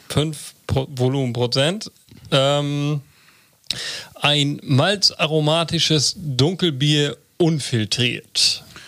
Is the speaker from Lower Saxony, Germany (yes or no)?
yes; Börger, Lower Saxony, Germany; moved away; in Borger, in meiner Heimat